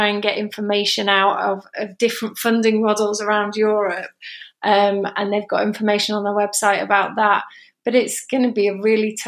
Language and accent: English; England, United Kingdom; now in Spain; So I'm sitting in Spain, but obviously I'm English